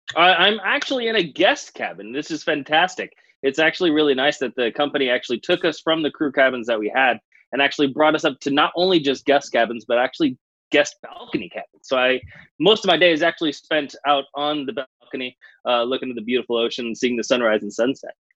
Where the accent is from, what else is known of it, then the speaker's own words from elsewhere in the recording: California, United States; Being an American citizen, I'm actually from California